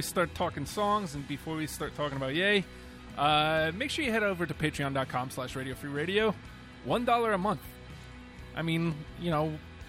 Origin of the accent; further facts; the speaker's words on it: New York, United States; now in Virginia, United States; I'm from New York, and fall there is amazing.